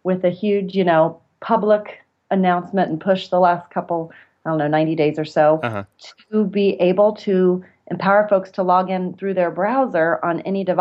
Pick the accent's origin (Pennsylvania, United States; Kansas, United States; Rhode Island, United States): Kansas, United States; also born or lived in Texas; I returned to my home state of Kansas